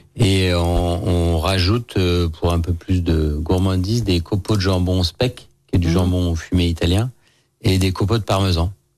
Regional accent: Lyon, Auvergne-Rhône-Alpes, France; Moi, pur lyonnais, je suis né à Lyon 7e

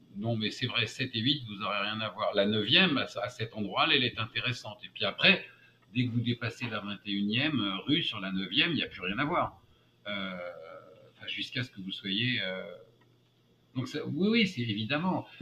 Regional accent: France; moved away as an adult; also born or lived in United States; now in New York, United States; je suis un Français qui a le passeport américain

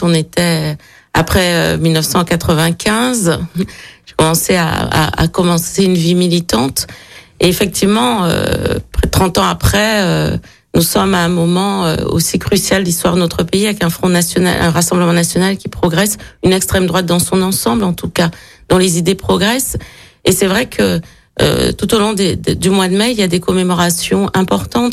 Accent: Guadeloupe, France; moved away as an adult; also born or lived in Picardy / Paris; now in Vaulx-en-Velin, France; je suis née en, en, Picardie et j'ai grandi en Guadeloupe

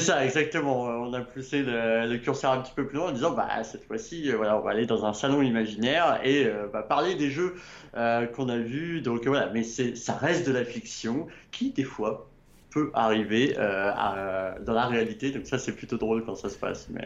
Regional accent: Annecy, Auvergne-Rhône-Alpes, France; je suis annécien pur souche. je suis né à Annecy. Je vis encore aujourd'hui à Annecy.

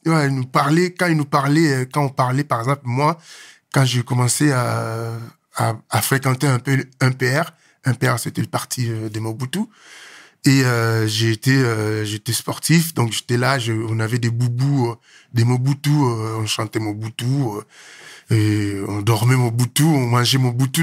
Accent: Kinshasa, DR Congo; moved away as an adult; also born or lived in South Africa / Angola / Morocco; je suis né à Kinshasa. Hein. Un petit jeune, un petit Quinois qui est mhm. né, grandi à Kinshasa

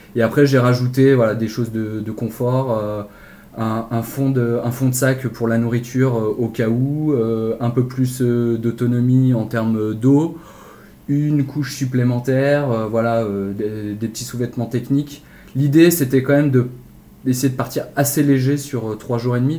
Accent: Lyon, Auvergne-Rhône-Alpes, France; moved away as an adult; now in Nord, France; Je suis originaire de Lyon et depuis quelques années donc je suis dans le Nord pour, pour raison professionnelle

